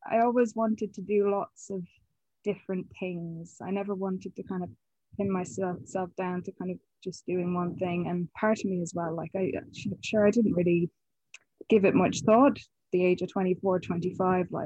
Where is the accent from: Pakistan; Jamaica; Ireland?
Ireland; Connacht; I am from County Mayo. Might not sound like it anymore. Um, but yeah, no, I, I grew up in Mayo.